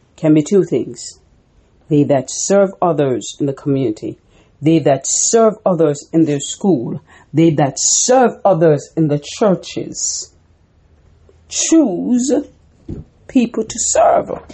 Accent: Jamaica; When I grew up in Jamaica, we made corn dumpling.

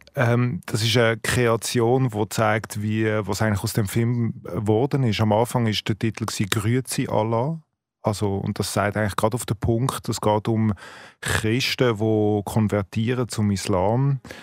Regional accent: Switzerland; als Schweizer

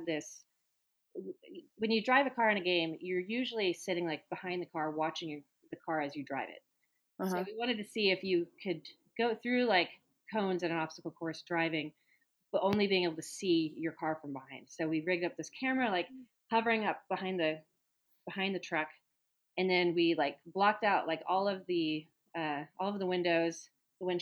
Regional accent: Oregon, United States; moved away; also born or lived in Texas; I grew up in Oregon

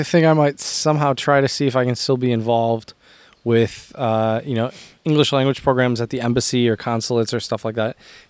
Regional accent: Michigan, United States; I grew up in Michigan, Jared.

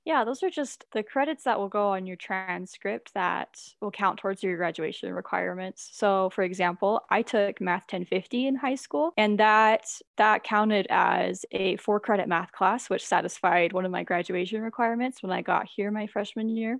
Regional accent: Logan, Utah, United States; I'm actually from Logan

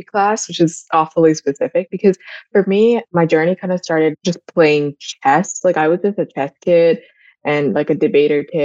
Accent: India; moved away; I grew up in India and I actually had my family all around me all the time.

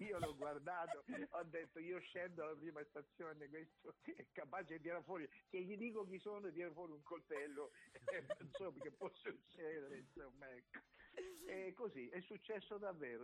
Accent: Acquarica del Capo, Apulia, Italy; ho detto di, di Acquarica del Capo

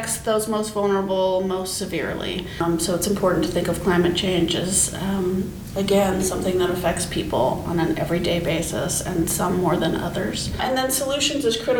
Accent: Anchorage, Alaska, United States; When I grew up in Anchorage, we would have a lot of snow by Halloween

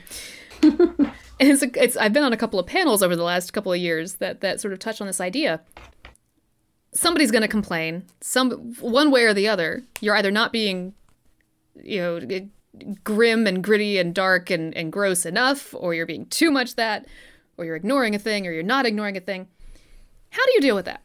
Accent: Southern, United States; We're Southern

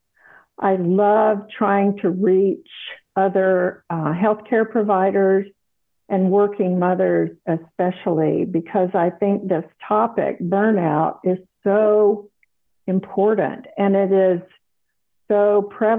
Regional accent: South Carolina, United States; moved away as an adult; also born or lived in Texas / Dallas, Texas / Houston, Texas; now in Austin, United States; I grew up in South Carolina, so I'm a Southerner by heritage

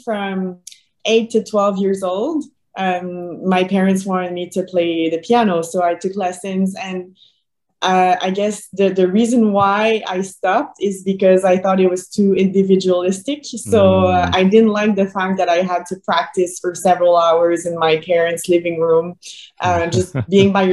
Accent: Boucherville, Quebec, Canada; I was still training in my hometown in Boucherville

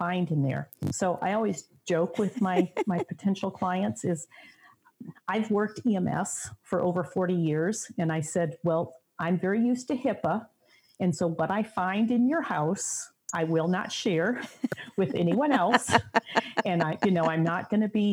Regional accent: Michigan, United States; now in Indiana, United States; I'm originally from Michigan and grew up usually living near

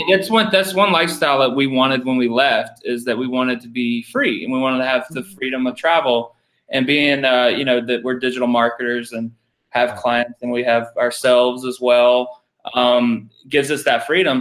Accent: Georgia, United States; moved away; I'm from Georgia

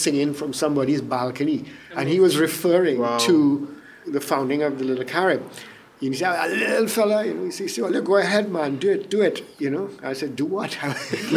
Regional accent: Port of Spain, Trinidad & Tobago; moved away as an adult; also born or lived in Diego Martin, Trinidad / New York, United States; I was born in Belmont. Parents moved out to the suburbs in Digamartin. When I was a kid

